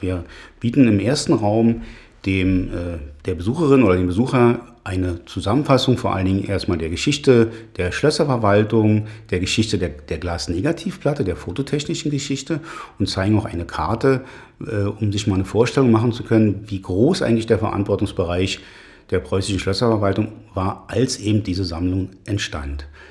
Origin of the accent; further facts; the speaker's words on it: Berlin, Germany; Ich bin ja im Prenzlauer Berg Friedrichshain aufgewachsen